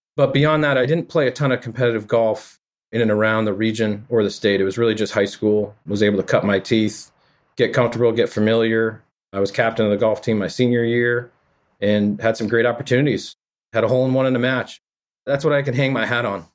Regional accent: Framingham, Massachusetts, United States; growing up in the Framingham area

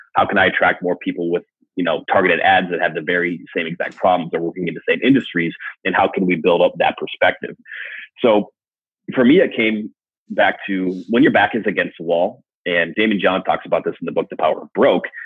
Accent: Wisconsin, United States; I grew up in Wisconsin

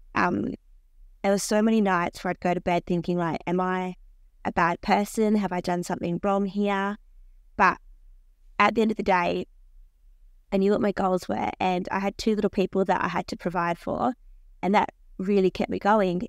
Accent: Australia; I'm Australian

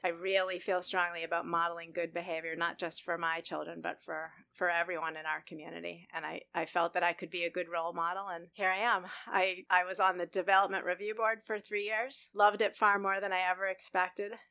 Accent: Boston, Massachusetts, United States; moved away as an adult; now in Scottsdale, United States; I grew up in Boston

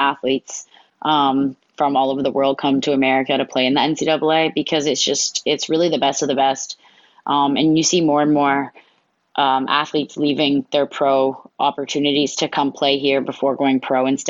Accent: Hamilton, Ontario, Canada; Growing up in Hamilton, I'm from Hamilton, Ontario, Canada.

